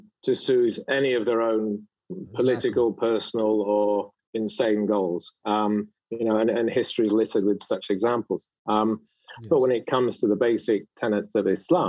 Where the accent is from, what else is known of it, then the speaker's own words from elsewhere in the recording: United Kingdom; moved away as an adult; now in Saudi Arabia; back home in the UK